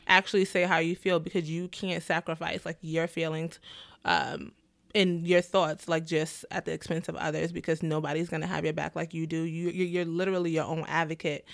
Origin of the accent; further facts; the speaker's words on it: New York City, New York, United States; I'm from the Bronx